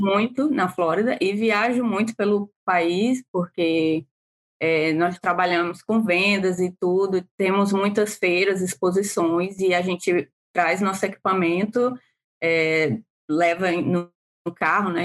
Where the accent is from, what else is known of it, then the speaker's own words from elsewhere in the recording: Brazil; moved away as an adult; now in Pittsburgh, United States; nós, enquanto brasileiros